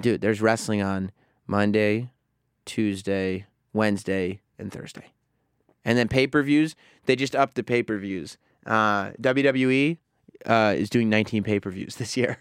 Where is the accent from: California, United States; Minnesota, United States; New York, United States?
New York, United States; New Rochelle; we grew up in New Rochelle, but not the, uh, uh, the North End